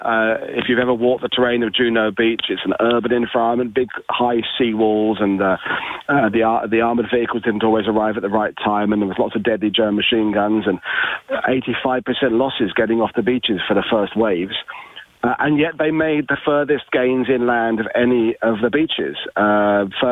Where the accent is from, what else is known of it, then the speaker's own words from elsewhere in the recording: United Kingdom; as a Brit